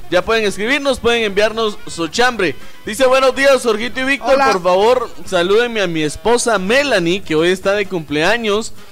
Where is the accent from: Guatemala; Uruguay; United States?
Guatemala; Cosas que debemos de evitar como guatemaltecos. Si hay pasarela, utilícela.